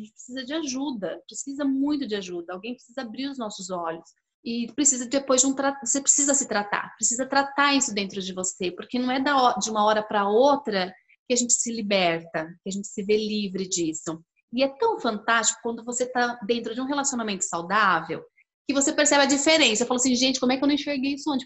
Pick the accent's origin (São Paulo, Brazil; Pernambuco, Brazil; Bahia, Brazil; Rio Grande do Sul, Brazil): São Paulo, Brazil; now in Curitiba, Brazil; Eu moro em Curitiba, mas eu nasci em São Paulo